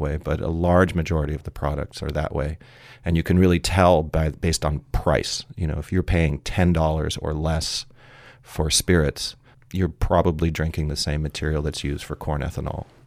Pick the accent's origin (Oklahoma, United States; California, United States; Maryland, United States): California, United States; San Francisco; I'm originally from San Francisco